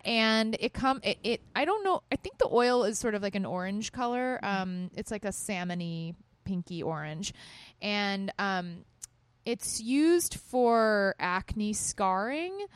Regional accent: Texas, United States; moved away; I grew up in Texas

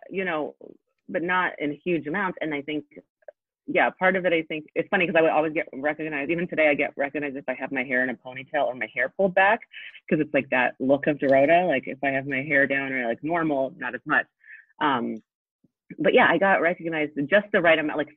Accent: Poland; born there; I was born in Poland, so um, both of my parents have had thick accents.

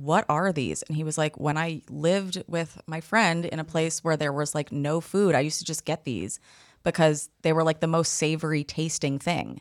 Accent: New York City, New York, United States; I'm from the Upper East Side

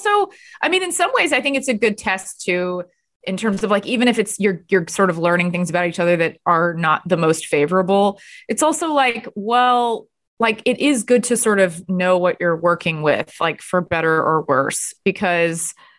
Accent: Texas, United States; also born or lived in Los Angeles / New York; I'm from Texas, but I lived in LA and New York.

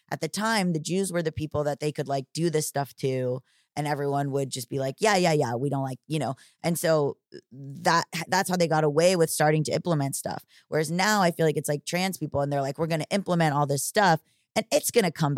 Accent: Florida, United States; I grew up in Florida

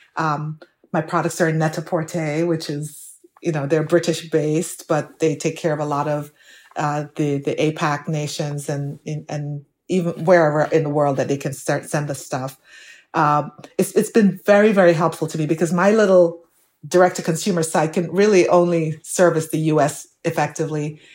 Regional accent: Jamaica; moved away as an adult; now in United States; my growing up in Jamaica

